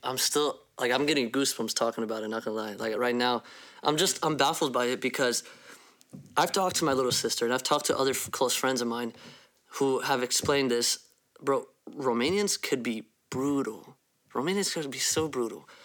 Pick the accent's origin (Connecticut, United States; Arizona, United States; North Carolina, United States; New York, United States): Arizona, United States; Phoenix; I am from Phoenix, Arizona